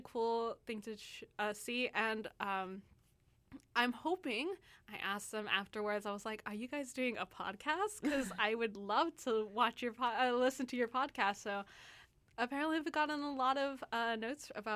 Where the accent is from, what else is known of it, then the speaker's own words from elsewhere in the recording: United States; now in Vancouver, Canada; I'm an American